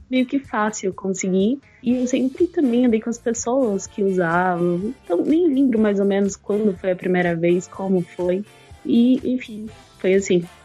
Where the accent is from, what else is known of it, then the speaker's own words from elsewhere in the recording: São Paulo, Brazil; eu cresci em comunidade, eu sou de Paraisópolis